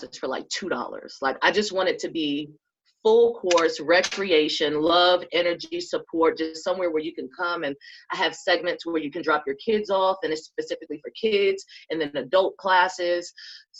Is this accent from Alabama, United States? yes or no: no; New York City, New York, United States; now in North Carolina, United States; I came to North Carolina from New York. I'm from Jamaica, Queens